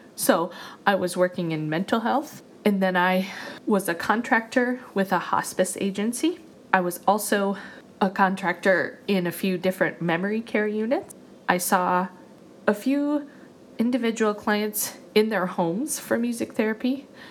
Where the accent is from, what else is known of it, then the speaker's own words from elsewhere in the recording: Montana, United States; moved away as an adult; also born or lived in Michigan / Indiana; I always knew I wanted to go back to my home state of Montana